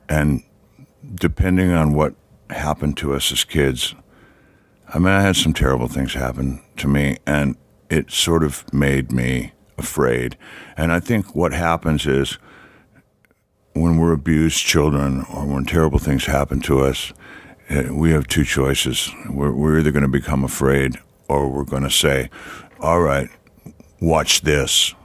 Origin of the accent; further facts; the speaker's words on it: Detroit, Michigan, United States; moved away; I grew up in Detroit.